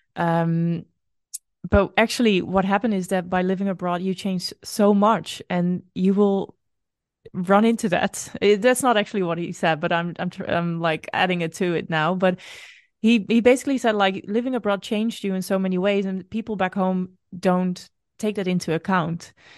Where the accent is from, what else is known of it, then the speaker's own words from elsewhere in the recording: Netherlands; moved away as an adult; also born or lived in Brazil; it is still my home country, but it doesn't always feel like my home.